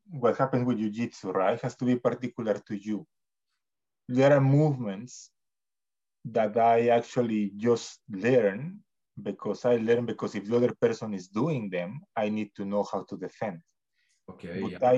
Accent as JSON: {"language": "English", "country": "Mexico", "moved": "yes", "lives_now": "Canada", "said": "when I came to Canada from Mexico, it was really difficult in a way, right?"}